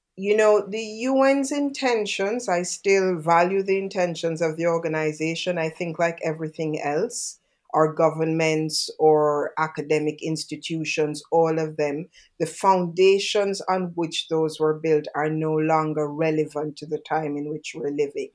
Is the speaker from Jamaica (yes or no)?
yes; Jamaica; I'm from Jamaica.